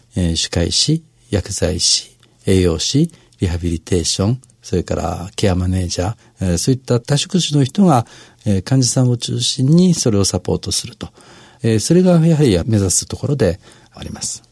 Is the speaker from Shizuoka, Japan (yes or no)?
yes; Shizuoka, Japan; moved away as an adult; now in Tokyo, Japan; 小中高と、あの、静岡で過ごしておりまして